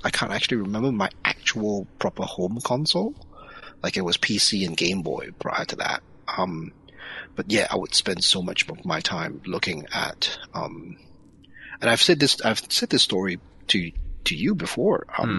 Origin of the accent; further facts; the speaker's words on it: Singapore; where I grew up in Singapore